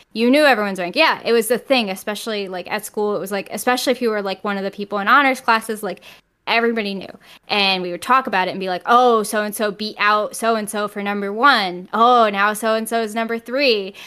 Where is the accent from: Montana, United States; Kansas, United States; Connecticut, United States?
Connecticut, United States; moved away as an adult; now in New York, United States; I grew up in Connecticut